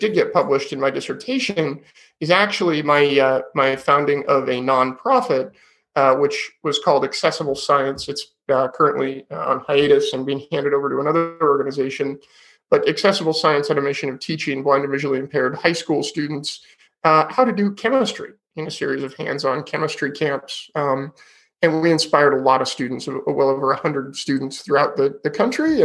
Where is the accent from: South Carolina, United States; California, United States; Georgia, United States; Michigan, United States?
California, United States; Sonoma County; also born or lived in Davis, California; I grew up in Sonoma County, which is wine country in California